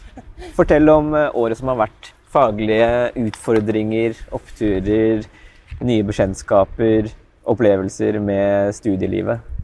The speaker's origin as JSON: {"language": "Norwegian", "town": "Askim", "region": "Østfold", "country": "Norway", "said": "Jeg er fra Askim"}